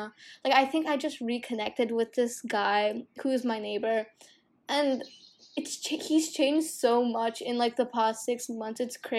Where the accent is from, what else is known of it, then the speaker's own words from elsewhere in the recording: Singapore; a large part of my identity is also because I grew up in Singapore.